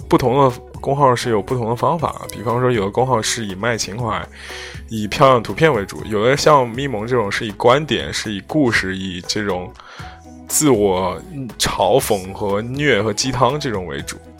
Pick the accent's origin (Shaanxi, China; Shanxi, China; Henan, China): Henan, China; also born or lived in Zhengzhou; 你在郑州说那个，或者河南范围内说这个微信公众号谁做得好，肯定会有我们公司